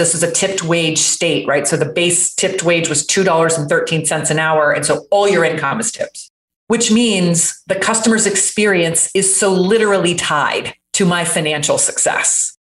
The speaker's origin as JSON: {"language": "English", "town": "Jacksonville", "region": "Florida", "country": "United States", "tie": "born or raised there", "said": "I completely lost my accent. That was very deep from growing up in Jacksonville, Florida, which is basically South Georgia."}